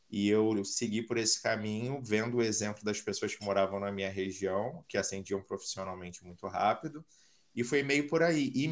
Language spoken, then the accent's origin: Portuguese; Rio de Janeiro, Brazil; now in Caldas Novas, Brazil; eu sou do Rio, mas hoje me considero como nômade digital, então estou sempre numa cidade diferente. Atualmente eu falo de Caldas Novas, interior de Goiás